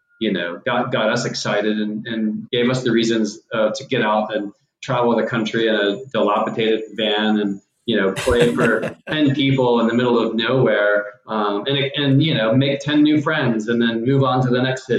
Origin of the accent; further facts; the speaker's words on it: Houston, Texas, United States; we're from Houston as well